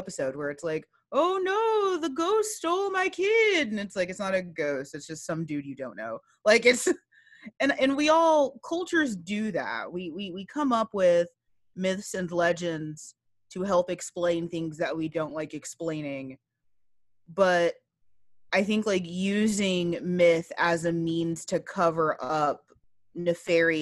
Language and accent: English; Texas, United States; I'm a Texan